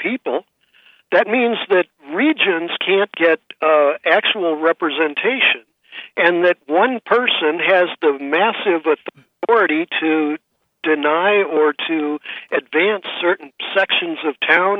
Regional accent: St. Louis, Missouri, United States; So I came from St. Louis, and in the 1960s, for example, there was such a bigoted city

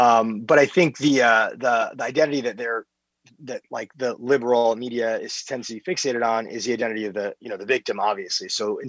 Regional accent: New York, United States; New York, my hometown

